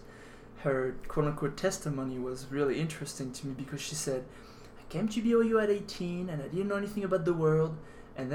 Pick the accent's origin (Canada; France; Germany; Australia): France; moved away; I'm from France